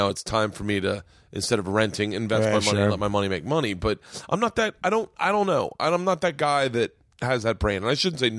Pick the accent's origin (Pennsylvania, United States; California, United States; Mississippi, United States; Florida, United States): Florida, United States; I grew up in Florida